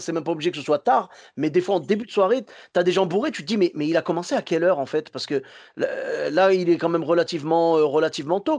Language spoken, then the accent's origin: French; Bordeaux, Nouvelle-Aquitaine, France; Chez nous, à Bordeaux